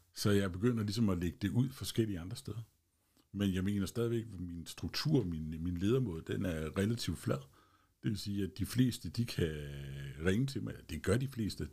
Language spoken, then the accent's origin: Danish; Holbæk, Zealand, Denmark; also born or lived in Kundby; Jeg er født og opvokset i Holbæk Kommune